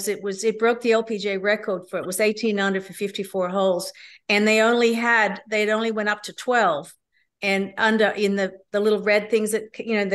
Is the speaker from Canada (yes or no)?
no; Australia; Magenta Shores, which is up in my hometown in Australia